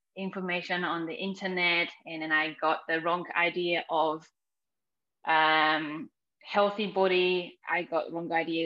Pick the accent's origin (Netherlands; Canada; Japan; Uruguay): Japan; moved away as an adult; now in New Zealand; growing up in Japan, I was very sporty